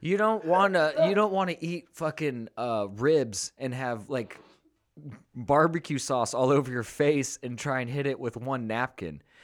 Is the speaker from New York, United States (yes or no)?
no; California, United States; moved away as an adult; I grew up in libtarptopia in California